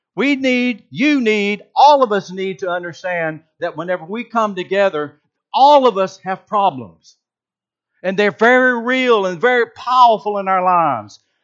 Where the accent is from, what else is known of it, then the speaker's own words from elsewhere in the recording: Georgia, United States; I'm from Georgia